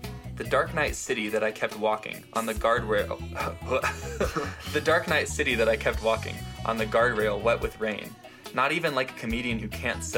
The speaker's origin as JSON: {"language": "English", "town": "Gilbert", "region": "Arizona", "country": "United States", "said": "We're from Arizona, by the way, Gilbert, Arizona"}